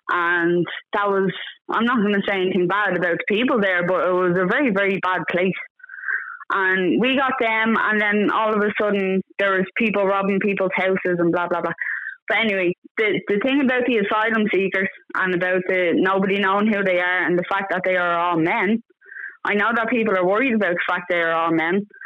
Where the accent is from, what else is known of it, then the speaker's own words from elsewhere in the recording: Dublin, Leinster, Ireland; now in Wexford, Ireland; I'm not from East Wall. I'm not from anywhere near that. I'm from Finglas and I live in Wexford now.